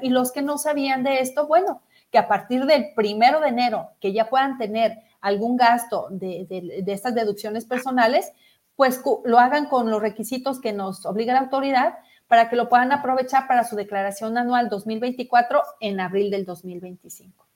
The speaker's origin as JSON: {"language": "Spanish", "country": "Mexico", "said": "como una mexicana más que también pago mis impuestos"}